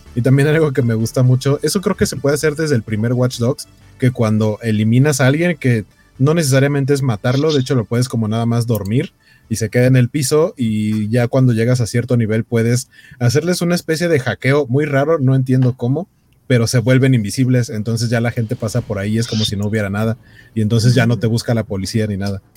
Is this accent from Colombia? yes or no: no; Mexico City, Mexico; now in Torreón, Mexico; yo soy de Iztapalapa